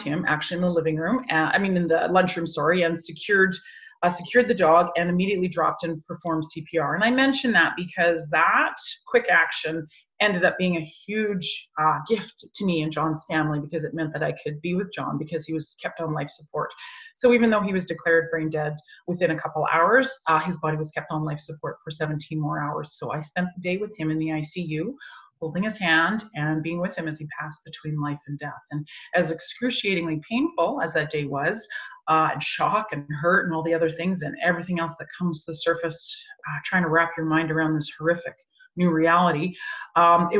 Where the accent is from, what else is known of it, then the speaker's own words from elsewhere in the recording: Canada; we lived in Canada. We're Canadian.